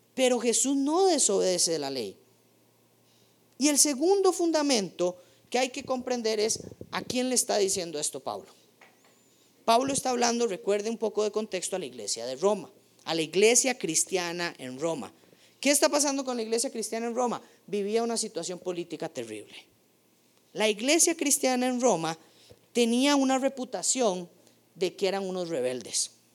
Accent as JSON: {"language": "Spanish", "country": "Costa Rica"}